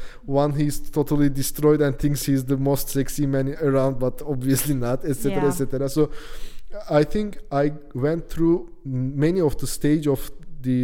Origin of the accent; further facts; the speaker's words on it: Turkey; moved away; I come from Turkey.